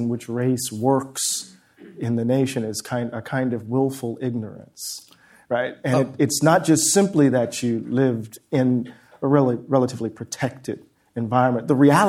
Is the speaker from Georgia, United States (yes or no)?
no; Moss Point, Mississippi, United States; And I remember growing up on the coast of Mississippi, you know, from Moss Point.